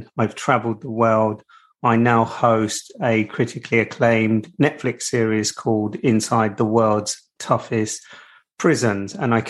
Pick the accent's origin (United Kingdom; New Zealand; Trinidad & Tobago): United Kingdom; I'm a British journalist, an investigative journalist.